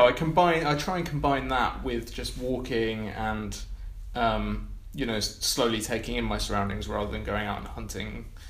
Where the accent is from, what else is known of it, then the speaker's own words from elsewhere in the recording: Malvern, West Midlands, United Kingdom; Yeah. Well, I grew up in Malvern